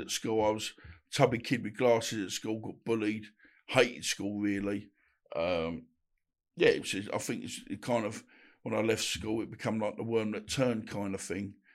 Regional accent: Woodford, London, United Kingdom; also born or lived in Bethnal Green / Essex; I was born in Bethnal Green, brought up in Woodford

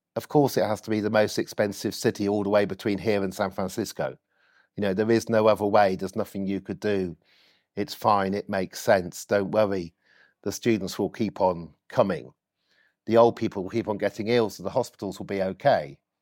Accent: Oxford, South East England, United Kingdom; I was born in Cowley, uh, grew up next to Cowley Centre, if you know Oxford, for six years, but at age six, uh, we moved. Uh, it's just inside Oxford

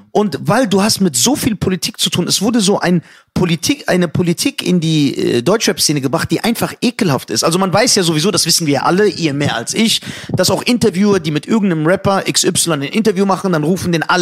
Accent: Iran; Du hast mich doch nur eingeladen, weil du dachtest, ich bin ein Iraner. Mhm. Und das stimmt sogar.

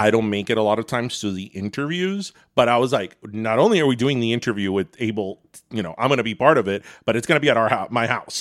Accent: Miami, Florida, United States; a kid growing up in Miami in the eighties

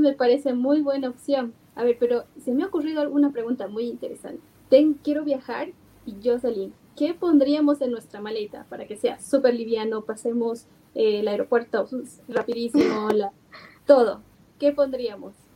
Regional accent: Bolivia; nosotros como bolivianos usualmente eh, tendemos a tener el efectivo

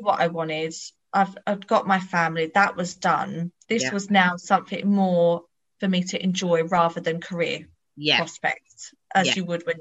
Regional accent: Bedfordshire, East of England, United Kingdom; I'm 36. I'm from Bedfordshire

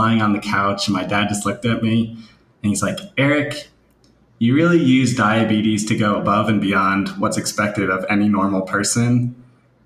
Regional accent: New Jersey, United States; I'm from New Jersey

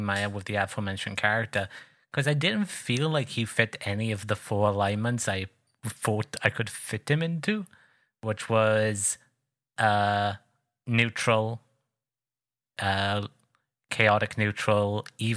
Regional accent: Wales, United Kingdom; I come from Wales.

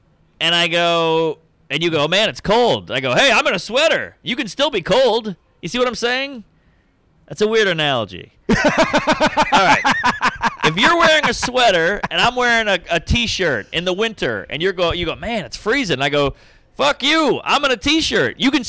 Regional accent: the South, United States; Oh, yeah. I'm from the South. It was way more integrated down there than it is up here.

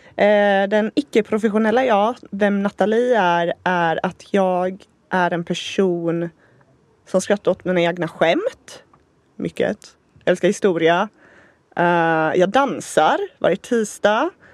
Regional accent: Gothenburg, Västra Götaland, Sweden; also born or lived in San Diego, United States; Vi är ju båda från Göteborg

